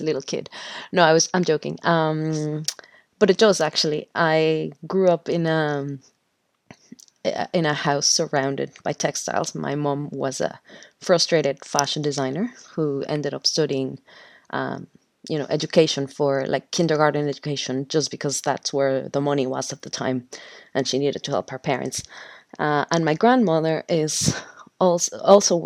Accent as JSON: {"language": "English", "country": "Mexico", "tie": "born or raised there", "also_born_or_lived": "Mexico City, Mexico / Monterrey, Mexico", "moved": "as an adult", "lives_now": "Blessington, Ireland", "said": "I'm originally from Mexico. I was born in Mexico City, and then I moved to a city called Monterrey in the north of Mexico, very close to the border."}